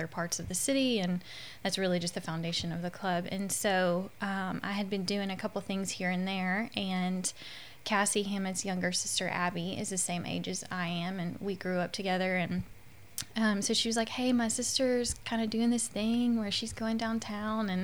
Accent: Shreveport, Louisiana, United States; also born or lived in Waco, Texas; I also was born and raised in Shreveport, left for like 5 minutes, and came back

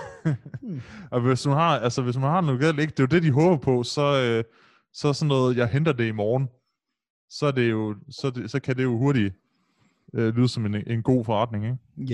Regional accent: Aarhus, Central Denmark Region, Denmark; hvor jeg voksede op i Brabrand

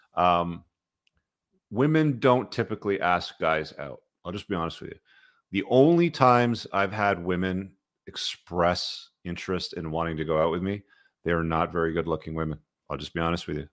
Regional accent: Canada; I grew up in Canada

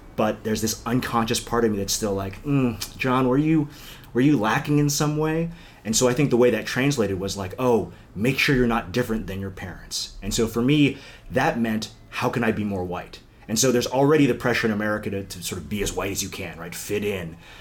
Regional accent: McLean, Virginia, United States; moved away as an adult; also born or lived in Korea; now in Los Angeles, United States; I think McLean was in a lot of ways wonderful, and I still go back home often

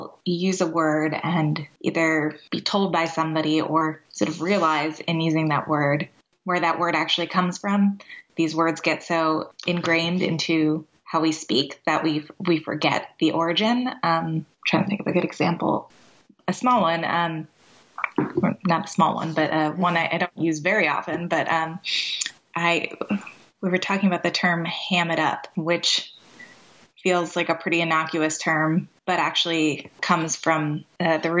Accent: Boston, Massachusetts, United States; I grew up in the Boston area

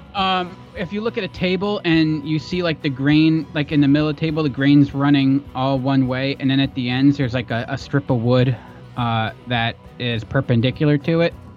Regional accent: Pennsylvania, United States; We grew up in the East Belt, pretzel country

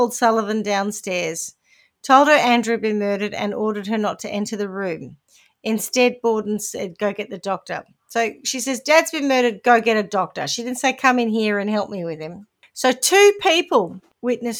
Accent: New Zealand; accent: Kiwi; my Kiwi accent

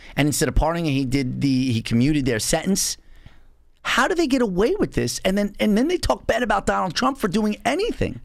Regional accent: North Babylon, New York, United States; I grew up in North Babylon, which was a multiracial school district

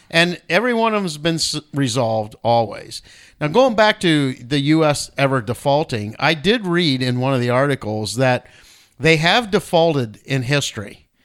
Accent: United States; as American citizens

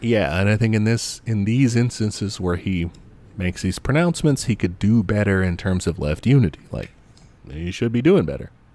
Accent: United States; as an American

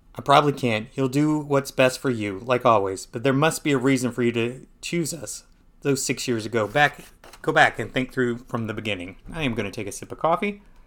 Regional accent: Perry, Georgia, United States; I grew up in Perry

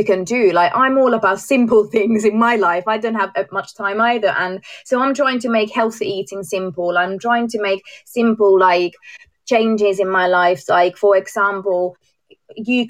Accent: Finland; moved away as an adult; also born or lived in Amsterdam, Netherlands; now in England; I am from Finland

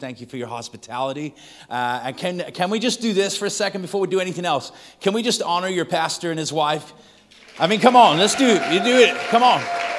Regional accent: Manchester, North West England, United Kingdom; now in Texas, United States; If we've never met, I am from Texas via Manchester, England. If you're wondering what the accent is, it's like that's the strangest Texas accent I've ever heard. That's because I was not born there, but I got there as quick as I could.

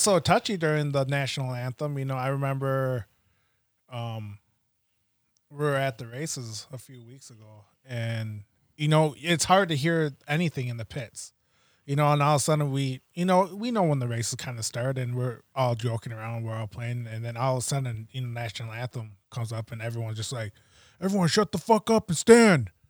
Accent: United States; being Native American and going to school

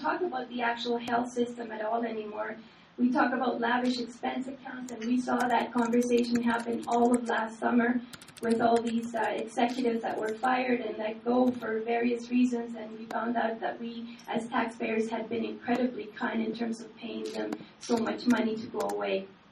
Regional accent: Canada; also born or lived in Chile; I'm originally from Chile, and um, I, I came here as a child, and so I grew up in Canada

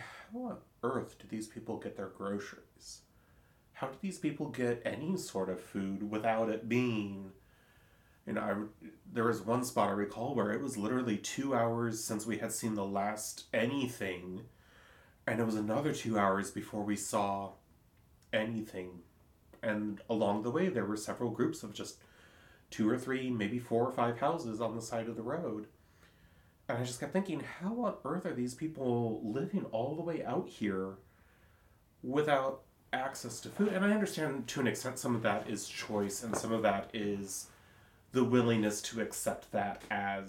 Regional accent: Silverton, Oregon, United States; growing up in Silverton

